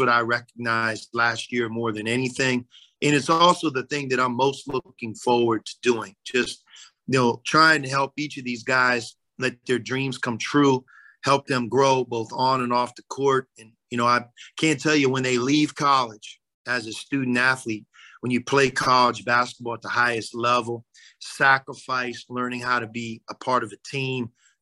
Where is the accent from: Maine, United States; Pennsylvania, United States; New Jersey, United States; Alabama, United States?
Pennsylvania, United States; Pittsburgh; moved away as an adult; now in Cincinnati, United States; Born and raised in Pittsburgh, went to Pitt